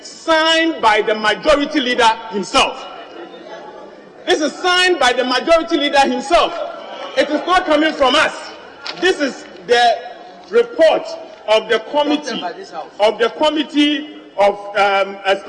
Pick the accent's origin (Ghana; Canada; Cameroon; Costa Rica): Ghana; I was born Ghanaian by birth